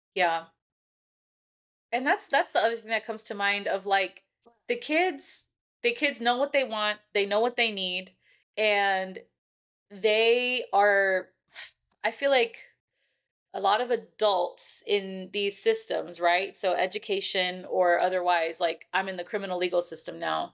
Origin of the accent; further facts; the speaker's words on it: California, United States; now in Texas, United States; I'm from California